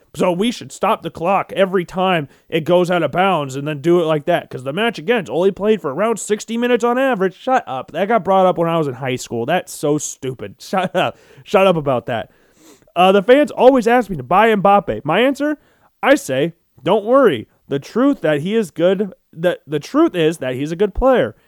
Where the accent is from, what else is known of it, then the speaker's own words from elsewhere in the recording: United States; I'm American